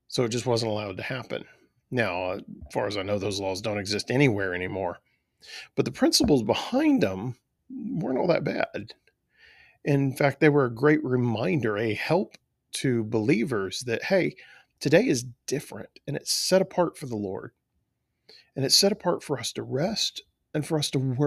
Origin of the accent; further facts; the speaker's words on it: South Texas, United States; I grew up in South Texas